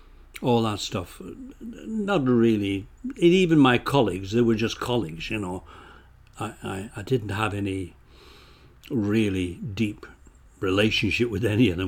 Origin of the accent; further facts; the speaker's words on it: England, United Kingdom; moved away as an adult; now in Canada; I came from England, yeah.